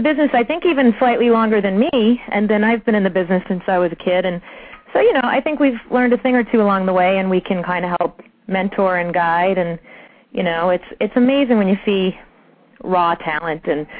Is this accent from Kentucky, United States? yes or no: no; Long Island, New York, United States; also born or lived in Brooklyn; Well, born in Brooklyn, raised in Long Island.